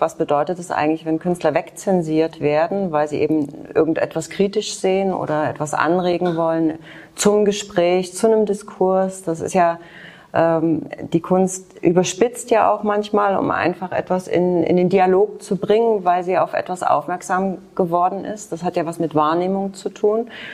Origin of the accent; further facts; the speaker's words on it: Germany; also born or lived in Leipzig; ich bin in der DDR groß geworden